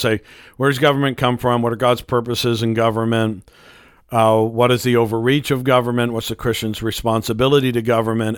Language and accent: English; United States; as an American